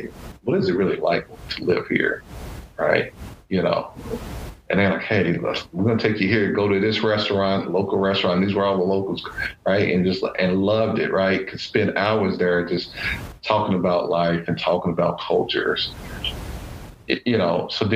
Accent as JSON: {"language": "English", "town": "Louisville", "region": "Kentucky", "country": "United States", "tie": "born or raised there", "said": "I grew up in Louisville, Kentucky"}